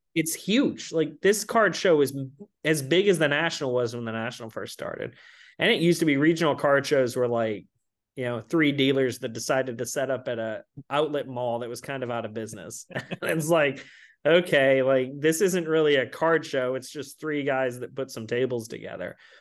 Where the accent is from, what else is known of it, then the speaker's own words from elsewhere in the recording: Atlanta, Georgia, United States; moved away as an adult; also born or lived in California; I grew up in Atlanta